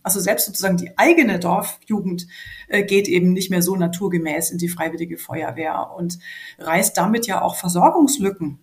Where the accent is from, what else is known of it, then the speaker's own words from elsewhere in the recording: Franconia, Bavaria, Germany; Ich komme ja aus Franken und das hat ja äh, wenig Ähnlichkeit jetzt gerade vom Dialekt her mit dem Oberbayerischen